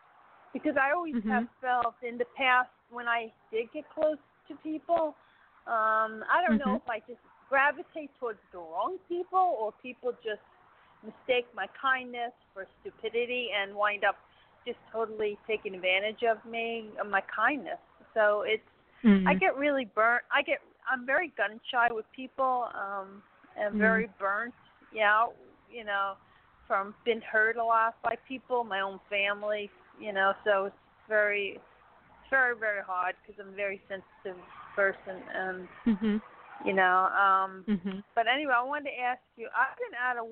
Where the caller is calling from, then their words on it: Florida, United States; from Florida.